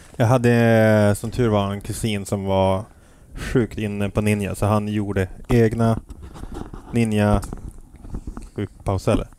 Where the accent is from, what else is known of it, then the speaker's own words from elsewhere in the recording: Piteå, Norrbotten County, Sweden; also born or lived in Los Angeles, United States / New York, United States; now in Stockholm, Sweden; Jag är uppvuxen i Piteå